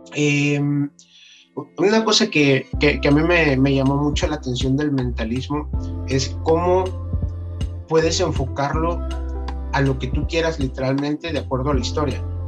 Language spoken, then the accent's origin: Spanish; Veracruz, Mexico; yo soy de acá de Veracruz, entonces pues, estoy acostumbrado al, al, clima más caliente